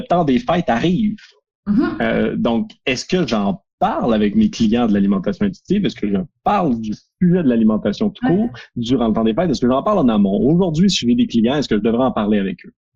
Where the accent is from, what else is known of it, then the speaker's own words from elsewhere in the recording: Quebec, Canada; on est québécois